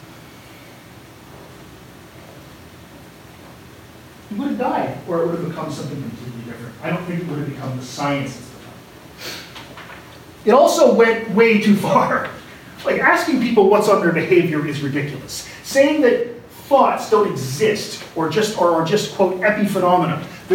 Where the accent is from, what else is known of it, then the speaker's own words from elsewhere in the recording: Canada; when I say we, I mean Anglophone Canadians